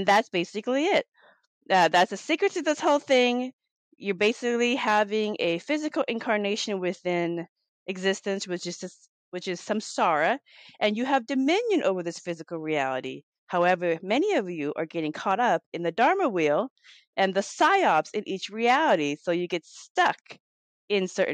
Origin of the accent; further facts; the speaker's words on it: Laos; now in Seattle, United States; I'm from Laos. I'm Laotian, and I live here in the United States, in Seattle, Washington.